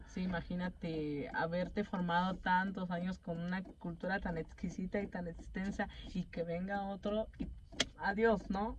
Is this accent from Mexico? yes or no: yes; Mexico; no somos japoneses, somos mexicanos